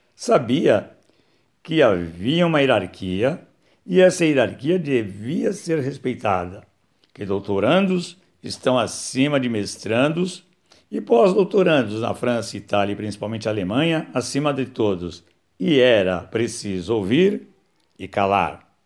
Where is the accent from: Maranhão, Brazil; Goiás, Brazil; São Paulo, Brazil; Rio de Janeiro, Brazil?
São Paulo, Brazil; Nasci em São Paulo, né, em 15 de fevereiro de 1960